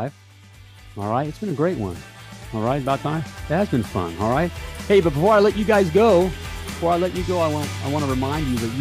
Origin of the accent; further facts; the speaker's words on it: Indianapolis, Indiana, United States; my hometown here, Indianapolis, Indiana.